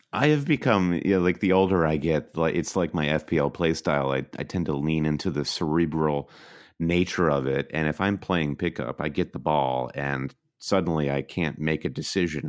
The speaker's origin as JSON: {"language": "English", "region": "Michigan", "country": "United States", "said": "we're both from Michigan, and we both went to Michigan State University"}